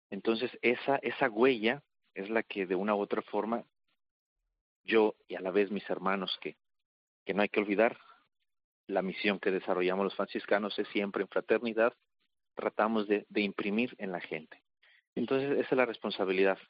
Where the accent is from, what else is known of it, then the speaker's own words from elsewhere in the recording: Mexico; moved away as an adult; now in Jerusalem, Israel; dado que yo soy mexicano, pues mis primeros años los hice allá en México